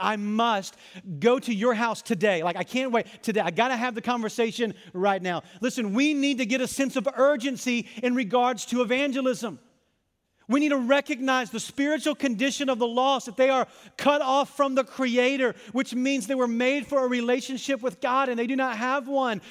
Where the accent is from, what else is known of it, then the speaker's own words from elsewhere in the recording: Arkansas, United States; I was a lifeguard at a country club in my hometown